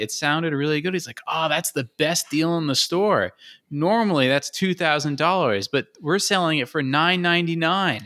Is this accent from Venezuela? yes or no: no; United States; the stupid entitled American